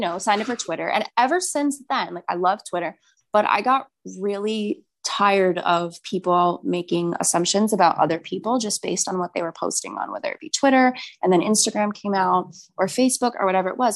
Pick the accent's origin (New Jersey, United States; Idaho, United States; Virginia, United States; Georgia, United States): New Jersey, United States; moved away as an adult; now in New York, United States; I'm from New Jersey.